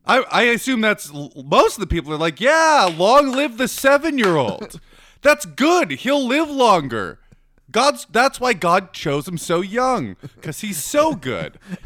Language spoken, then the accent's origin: English; Atlanta, Georgia, United States; I grew up in Atlanta as a Jehovah's Witness.